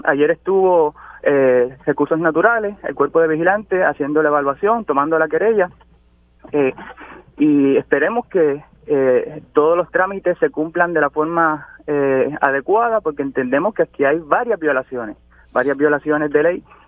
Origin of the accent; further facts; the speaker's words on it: Toa Alta, Puerto Rico; Yo soy de Bucarabones, yo soy de Toalta, nacido y criado aquí, así que sufro como cualquier otro tuerteño